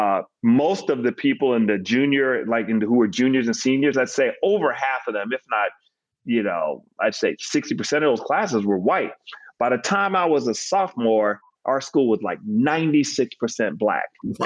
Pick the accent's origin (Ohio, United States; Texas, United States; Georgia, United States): Georgia, United States; Decatur; also born or lived in Harlem, New York / North Carolina; I was born in Harlem, but moved south when I was four. We stopped off in North Carolina for a few years. And then we moved down to Atlanta and moved to Decatur and planted roots there from the time I was eight years old on. So I consider that home